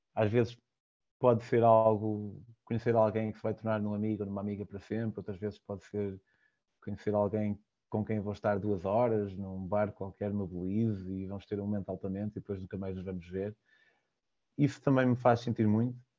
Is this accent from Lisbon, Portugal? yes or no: no; Vale de Cambra, Aveiro District, Portugal; Eu sou de Valcambra e eles fazem lá vinho verde